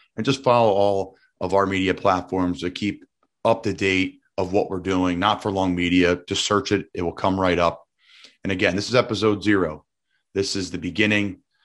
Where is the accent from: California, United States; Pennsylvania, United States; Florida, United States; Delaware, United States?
Pennsylvania, United States; Doylestown; I'm from Doylestown, Bucks County, Pennsylvania